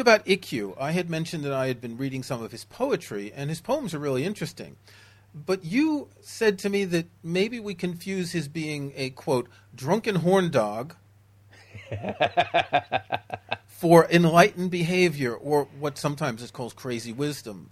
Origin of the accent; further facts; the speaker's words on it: New York City, New York, United States; moved away; I grew up in New York City, where back in the day we would often have a couple feet of snow and very, very hot summers